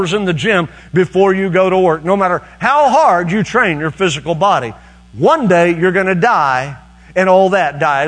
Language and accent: English; Fairview, Oklahoma, United States; moved away; Fairview, Oklahoma, which is my hometown, where I was raised